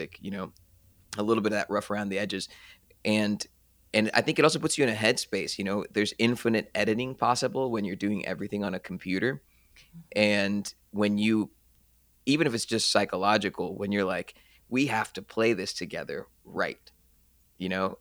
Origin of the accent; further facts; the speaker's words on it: Kansas City, Missouri, United States; growing up in Kansas City, we're in the Midwest